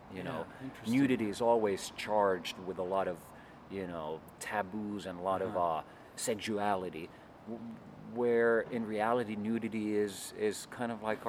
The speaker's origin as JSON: {"language": "English", "town": "Helsinki", "region": "Uusimaa", "country": "Finland", "tie": "born or raised there", "said": "Here in Helsinki."}